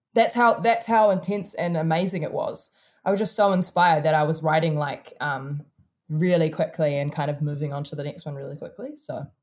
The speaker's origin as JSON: {"language": "English", "region": "Auckland", "country": "New Zealand", "tie": "born or raised there", "said": "we're really from Auckland City. Like, I was born in this tiny ass country"}